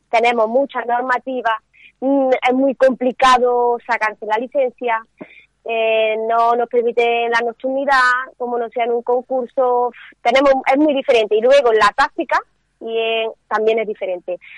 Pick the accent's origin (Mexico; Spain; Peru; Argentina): Spain; Córdoba, Andalusia; Mi padre es de Ávila, aunque yo estoy de Córdoba